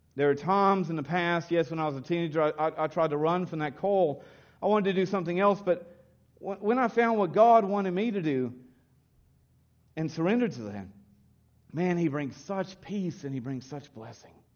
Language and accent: English; Kentucky, United States; also born or lived in Williamsburg, Kentucky; the Baptist churches, when I was raised in Kentucky